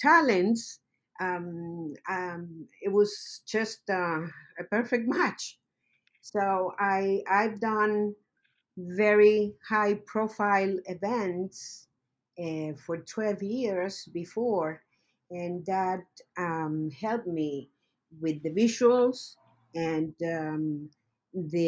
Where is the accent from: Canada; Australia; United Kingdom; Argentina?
Argentina; Mendoza; moved away; I'm the Argentinian instructor for the League of Kitchens. I'm from Mendoza, Argentina